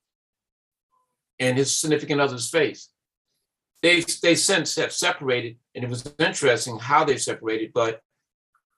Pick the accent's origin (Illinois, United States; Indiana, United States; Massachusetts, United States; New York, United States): New York, United States; New York City; I grew up in Bed-Stuy